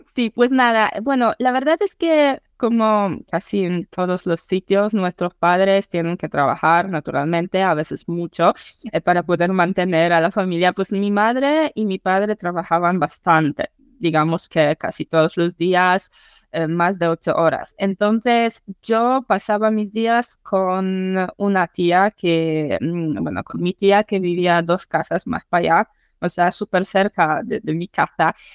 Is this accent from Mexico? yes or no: no; eastern Poland, Poland; Spanish is a second language; Soy polaca del este de Polonia. Mm, para los que no sepan, este de Polonia, cerca de frontera con Bielorrusia.